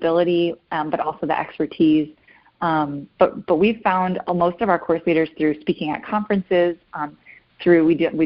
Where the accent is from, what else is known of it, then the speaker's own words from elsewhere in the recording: Michigan, United States; now in Fort Campbell, United States; My family's from Michigan, and there was a course in my hometown